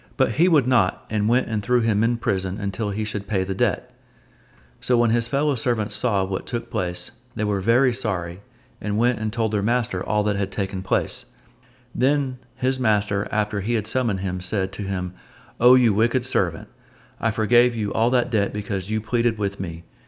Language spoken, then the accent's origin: English; Oklahoma, United States; moved away as an adult; also born or lived in Alabama; moved away from my home state of Oklahoma to Alabama